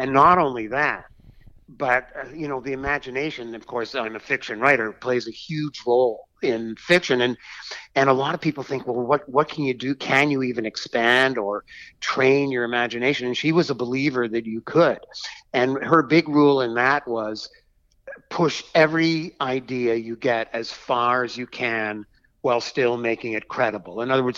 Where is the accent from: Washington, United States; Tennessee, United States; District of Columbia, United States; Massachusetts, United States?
Massachusetts, United States; Boston; also born or lived in Canada; So I lived during my early school years in Canada. I was born in Boston, too. And then I went to college in Massachusetts, and, you know, eventually I live, you know, still live in Massachusetts